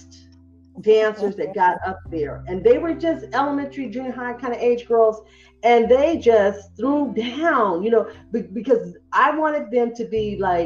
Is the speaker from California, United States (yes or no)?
yes; Fresno, California, United States; moved away as an adult; growing up in Fresno